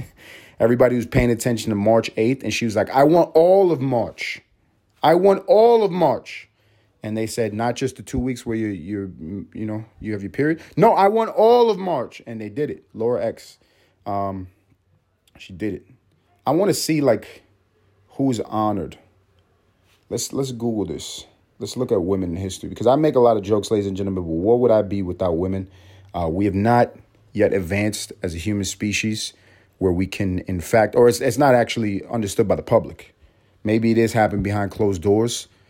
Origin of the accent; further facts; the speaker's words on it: New York City, New York, United States; I grew up in New York City. I grew up in the motherfucking city